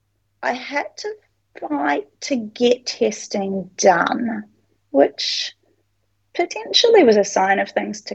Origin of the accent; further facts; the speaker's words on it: New Zealand; also born or lived in Sydney, Australia; now in Brisbane, Australia; we're originally from New Zealand